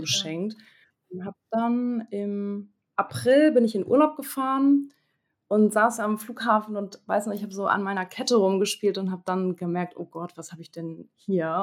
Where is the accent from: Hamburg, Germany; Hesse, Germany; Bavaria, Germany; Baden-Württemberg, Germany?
Hamburg, Germany; Ich komme aus Hamburg, bin 26 Jahre alt